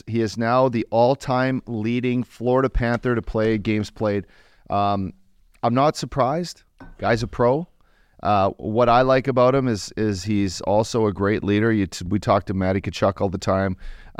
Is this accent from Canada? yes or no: yes; Canada; me being a Canadian